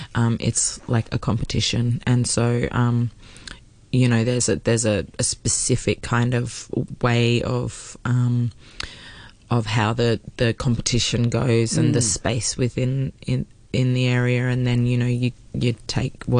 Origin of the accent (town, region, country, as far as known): Australia; first language English